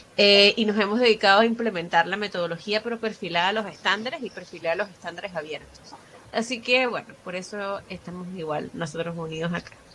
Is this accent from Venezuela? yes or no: yes; Venezuela; moved away as an adult; now in Chile; soy venezolana y tengo cinco años en Chile